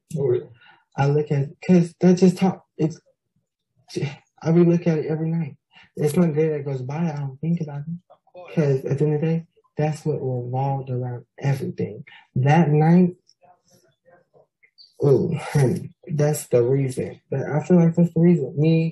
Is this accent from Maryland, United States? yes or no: no; Stockton, California, United States; And I was born and raised in Stockton, California. There I lived with my grandmother, who raised me to the best of her ability.